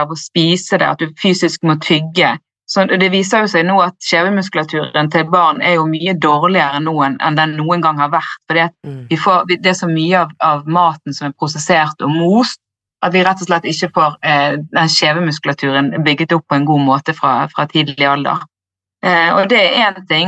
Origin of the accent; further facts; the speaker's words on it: Bergen, Vestland, Norway; also born or lived in Ås / Australia; Jeg er fra Bergen